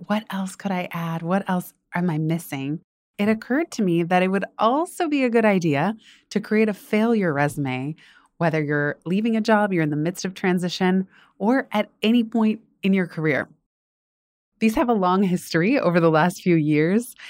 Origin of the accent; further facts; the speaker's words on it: Northern California, United States; moved away as an adult; also born or lived in Los Angeles, California; now in East Coast, United States; I didn't wanna go to school in NorCal, that's where I grew up